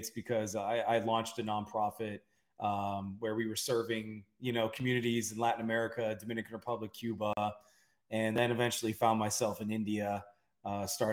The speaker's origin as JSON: {"language": "English", "area": "near Toronto", "region": "Ontario", "country": "Canada", "tie": "born or raised there", "moved": "as an adult", "lives_now": "Texas, United States", "said": "I grew up near Toronto and we don't really have like that thick of an accent."}